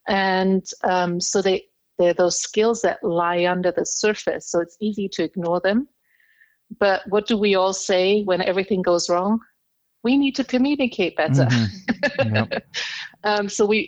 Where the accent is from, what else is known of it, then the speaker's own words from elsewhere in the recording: Indonesia; I am half English, half German. So I actually carry dual nationality, German-English, or English-German, however you want to put it. My father is German, my mom is English. And I grew up in Indonesia.